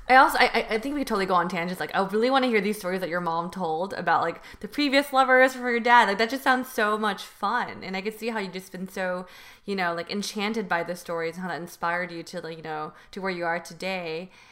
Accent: Union City, California, United States; I grew up in Union City

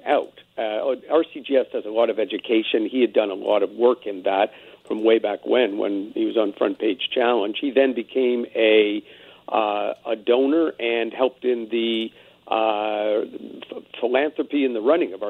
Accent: Canada; now in United States; I'm Canadian, but I've been down in the States for a number of years

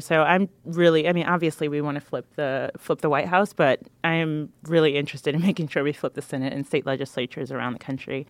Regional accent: North Carolina, United States; I am from North Carolina

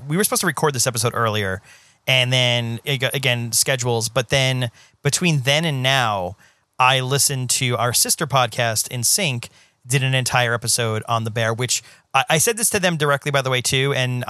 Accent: Staten Island, New York, United States; The closest I came was, you know, I grew up in New York and Staten Island.

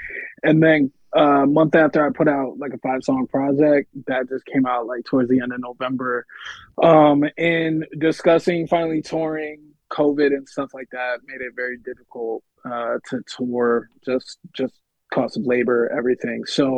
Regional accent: Connecticut, United States; also born or lived in New York; now in Los Angeles, United States; even though I was born and raised in Connecticut, I still lived in New York for almost a decade.

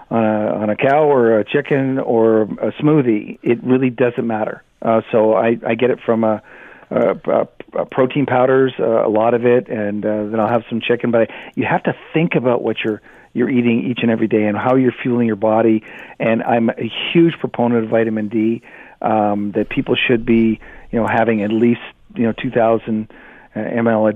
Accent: Canada; I'm Canadian

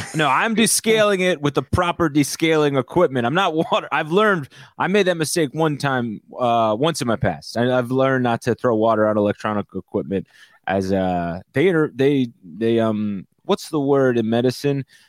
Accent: New Jersey, United States; We're from New Jersey

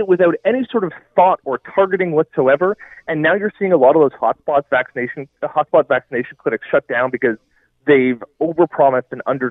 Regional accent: Nova Scotia, Canada; moved away; I'm from Nova Scotia.

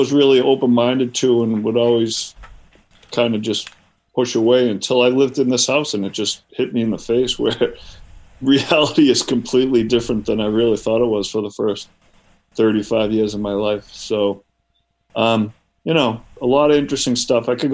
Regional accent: Boston, Massachusetts, United States; I'm from the Boston area originally

